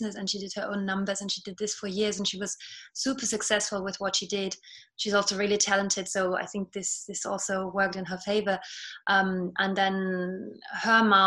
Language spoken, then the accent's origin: English; Germany; accent: British; first language Estonian; English is a second language; moved away as an adult; also born or lived in London, United Kingdom; now in Paris, France; So my dad is German. I grew up in Germany, and my mom is actually Estonian. And she brought me up only speaking Estonian to me